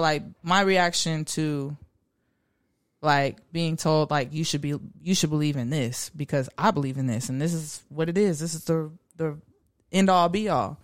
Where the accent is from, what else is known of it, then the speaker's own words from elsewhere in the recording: Garland, Texas, United States; I'm from Garland, Texas.